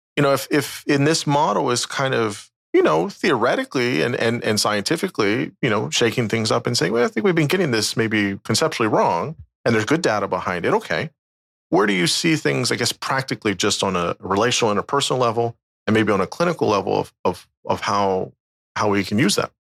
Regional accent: United States; from the United States, yeah, just outside D C

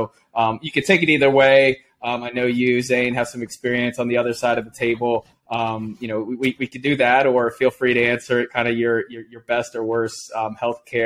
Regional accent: outside of Chapel Hill, North Carolina, United States; I grew up outside of Chapel Hill

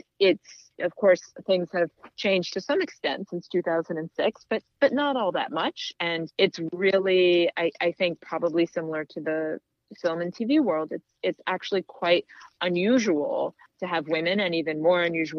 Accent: Washington, District of Columbia, United States; I grew up in Washington, D.C., and there was Arena Stage

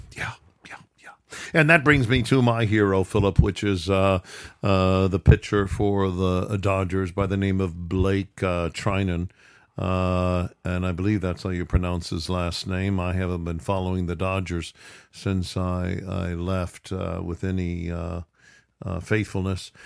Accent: Midwest, United States; I was brought up in the Midwest

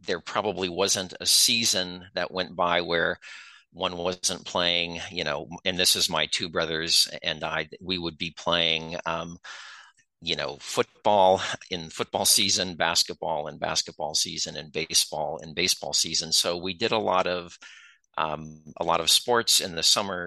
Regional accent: Concord, California, United States; now in Michigan, United States; I was born and grew up in Concord, California

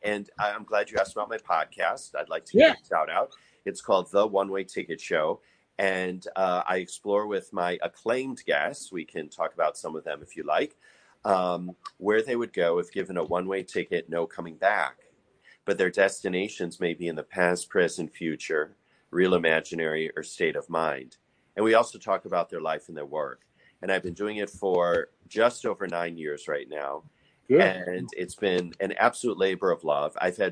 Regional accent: Chicago, Illinois, United States; now in New York, United States; even though I'm a fellow Midwesterner, I'm originally from Chicago. I live in New York

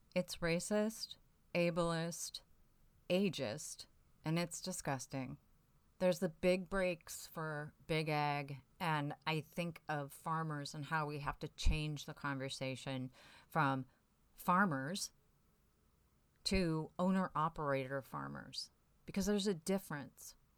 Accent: near Waterloo, Iowa, United States; Waterloo, Iowa, which is just up the road from where I grew up.

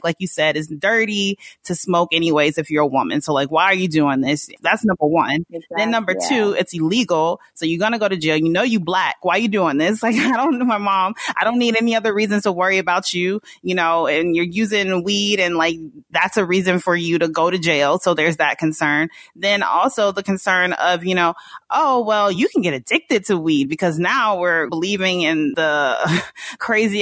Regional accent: Snellville, Georgia, United States; moved away as an adult; also born or lived in Mississippi / New York; now in Los Angeles, United States; I was born in Mississippi and I spent a good chunk of my childhood in Mississippi. And then we moved to Georgia and I grew up in Snellville, Georgia, in the suburbs

